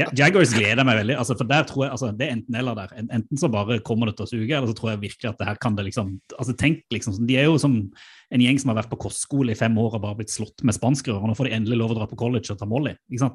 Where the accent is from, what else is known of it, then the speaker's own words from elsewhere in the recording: Sørlandet, Norway; jeg er jo sørlending